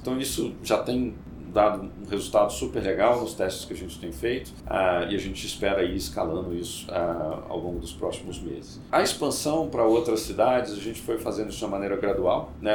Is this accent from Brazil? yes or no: yes; Minas Gerais, Brazil; Eu sou mineiro